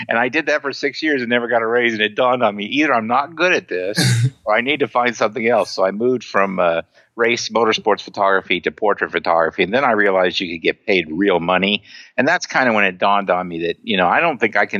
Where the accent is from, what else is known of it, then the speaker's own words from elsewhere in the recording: Indianapolis, Indiana, United States; I grew up in Indianapolis, Indiana, where the Indianapolis 500 is located